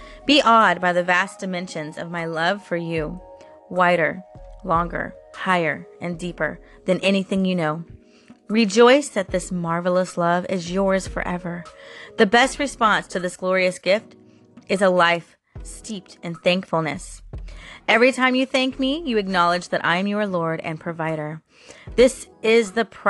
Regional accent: Florida, United States; I'm born and raised in Florida

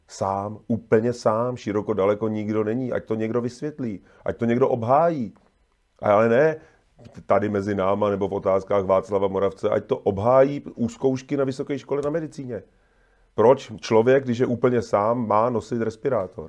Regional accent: České Budějovice, South Bohemian Region, Czechia; já jsem z Budějovic

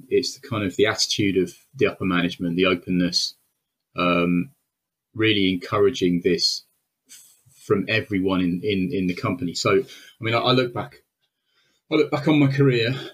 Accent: Wales, United Kingdom; I'm Welsh

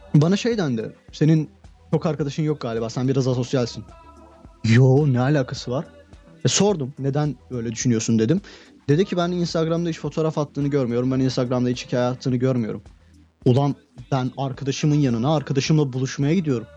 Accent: Turkey; ben Türkiye'de doğdum, Türkiye'de büyüdüm

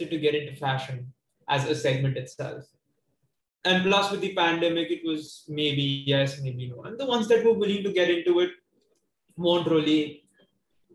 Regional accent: Mumbai, Maharashtra, India; I was born and brought up in South Bombay.

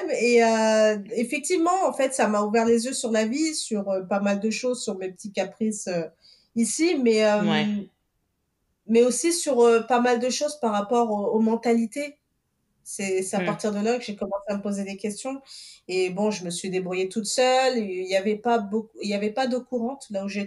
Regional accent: Portugal; born there; donc je suis originaire du Cap Vert. Je suis née au Portugal d'origine capverdienne.

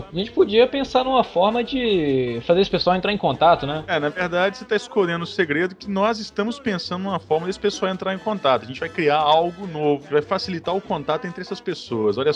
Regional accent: Uberlândia, Minas Gerais, Brazil; sou de Uberlândia, Minas Gerais

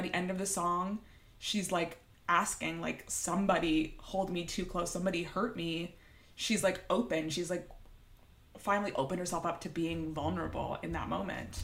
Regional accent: Toronto, Ontario, Canada; I'm from Toronto

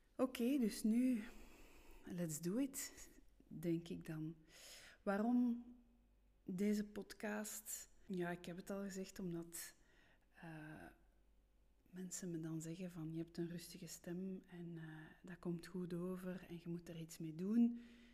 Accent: Steenokkerzeel, Flanders, Belgium; accent: rolling r (Brussels); first language French; Dutch is a second language; also born or lived in Brussels; Ik ben geboren in Brussel en misschien hoor je dat aan mijn r, aan mijn rollende r. Ik ben in de twee talen opgevoed, Nederlands-Frans, maar ik ben wel opgegroeid in de Vlaamse rand. Ik ben opgegroeid in het dorpje Steenokkerzeel

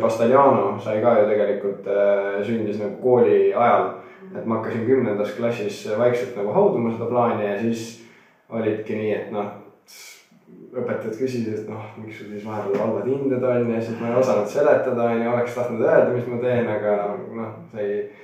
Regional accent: near Tartu, Tartu County, Estonia; olen alati Tartu külje all kasvanud äh, poisiklutt

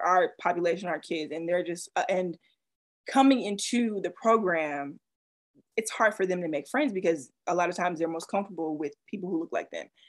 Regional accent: the South, United States; I grew up in the South

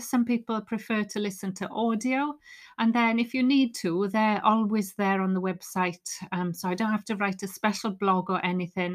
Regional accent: Wales, United Kingdom; I'm Welsh

